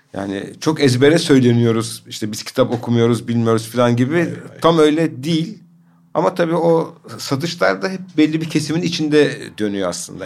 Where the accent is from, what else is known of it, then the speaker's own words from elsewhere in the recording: Adana, Turkey; ben de Adanalıyım